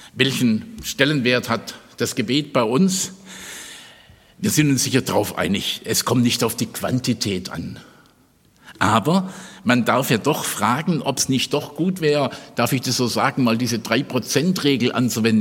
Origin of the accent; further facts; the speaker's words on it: Stuttgart, Baden-Württemberg, Germany; Ich komme ja aus Stuttgart